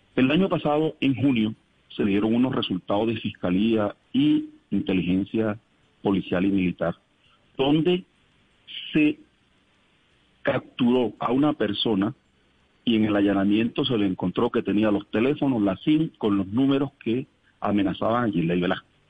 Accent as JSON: {"language": "Spanish", "town": "El Salado", "region": "Bolívar", "country": "Colombia", "tie": "born or raised there", "said": "Yo soy del Salado, quiero aclararlo. Nací y me crié en el Salado."}